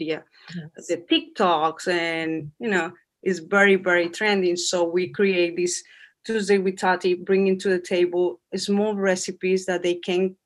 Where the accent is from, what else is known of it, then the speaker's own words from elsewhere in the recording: Colombia; English is a second language; moved away as an adult; now in New York City, United States; I'm from Colombia.